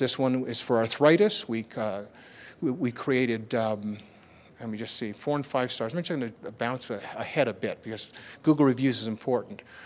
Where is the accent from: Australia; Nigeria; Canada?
Canada; I'm from Canada